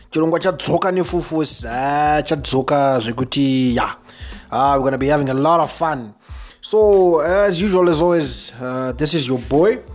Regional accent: Zimbabwe

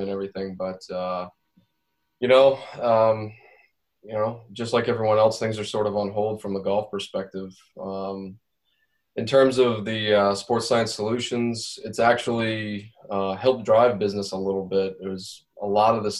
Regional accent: Maine, United States; grew up in the state.

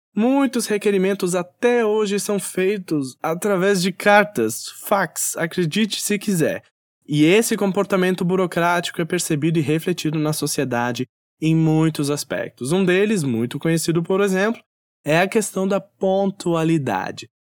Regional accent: South Region, Brazil; moved away; also born or lived in Northeast Brazil; No Nordeste brasileiro, onde atualmente resido, percebo quão calorosas as pessoas são, já no sul, onde cresci e morei parte da minha vida

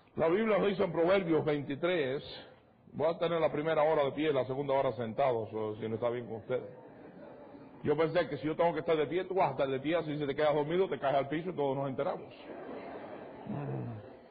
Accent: Cuba; moved away; Yo soy de Cuba.

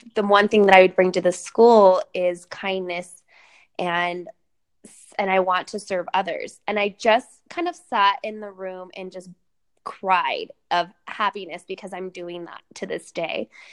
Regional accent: Sacramento, California, United States; My second show in my hometown, Sacramento

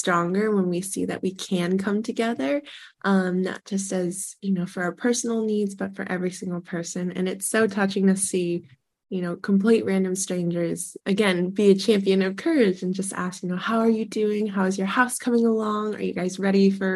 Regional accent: Sonoma County, California, United States; my hometown of Sonoma County

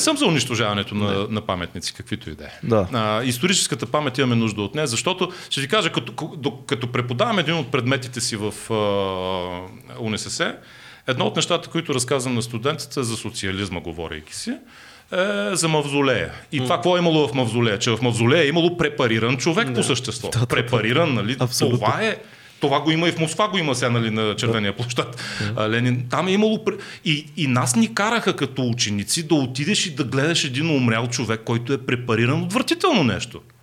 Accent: Bulgaria; ние като българи, а, като българска държава

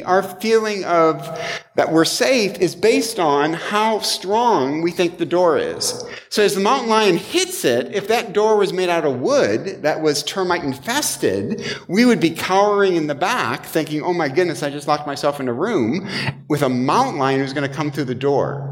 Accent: Michigan, United States; moved away; I'm from Michigan.

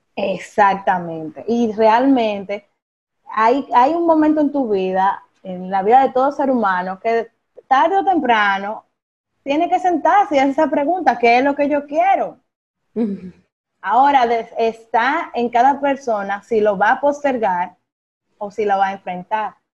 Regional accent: Higüey, La Altagracia, Dominican Republic; moved away as an adult; mi ciudad natal, que es Higüey

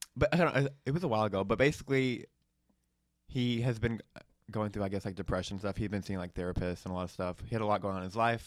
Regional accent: Hoover, Alabama, United States; moved away as an adult; I grew up in Alabama

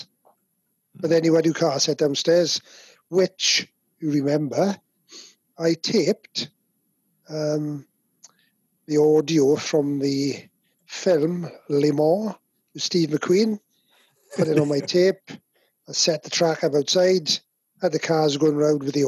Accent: Merthyr Tydfil, Wales, United Kingdom; also born or lived in Swansea; I was from Merthyr

